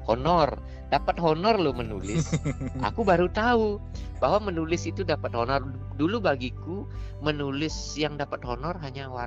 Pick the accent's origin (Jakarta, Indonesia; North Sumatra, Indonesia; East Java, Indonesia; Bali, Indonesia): Bali, Indonesia; Nah, aku kan orang desa, desa banget hmm. loh. Zaman itu jalan di desaku belum beraspal. Jadi tamat SD, aku dikirim sama bapakku sama ke ke ke kota negara. Cuma 20 kilo dari dusunku ke negara